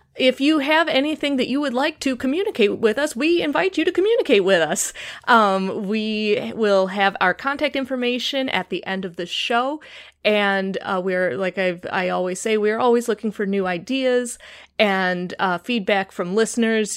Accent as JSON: {"language": "English", "town": "Chicago", "region": "Illinois", "country": "United States", "accent": "Chicago", "said": "my Chicago accent"}